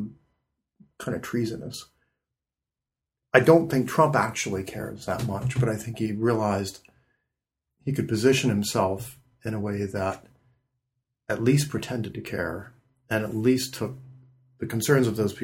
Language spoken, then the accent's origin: English; Midwest, United States; I'm from the Midwest